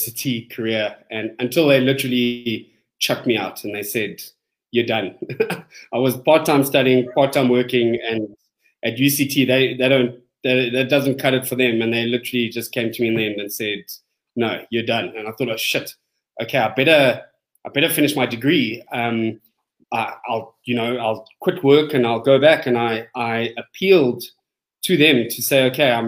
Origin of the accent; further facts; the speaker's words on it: Bulawayo, Zimbabwe; born in Bulawayo, Martyr Day Hospital